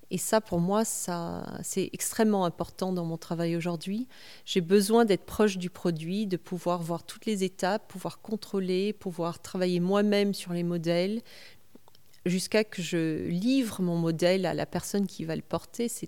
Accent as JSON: {"language": "French", "region": "California", "country": "United States", "tie": "born or raised there", "said": "quand j'étais jeune et que j'ai grandi aux États-Unis, donc à 14 ans, j'étais en Californie"}